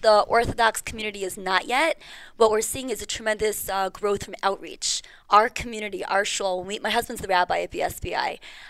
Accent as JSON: {"language": "English", "area": "Five Towns", "region": "New York", "country": "United States", "moved": "as an adult", "lives_now": "Charleston, United States", "said": "I come from the Five Towns."}